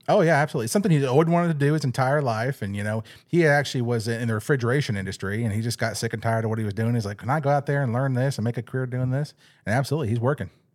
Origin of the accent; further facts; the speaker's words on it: California, United States; moved away as an adult; now in Arkansas, United States; I'm actually from California